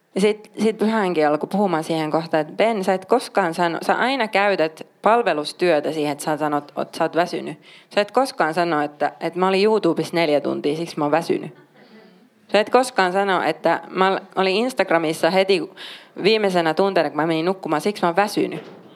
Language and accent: Finnish; Oulu, North Ostrobothnia, Finland; mä oon paljasjalkainen oululainen